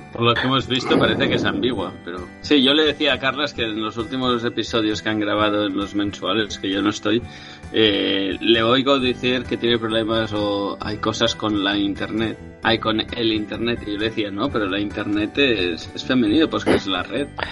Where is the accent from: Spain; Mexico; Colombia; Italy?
Spain; mi país, que, tenemos el IGN, ¿no? Aquí en España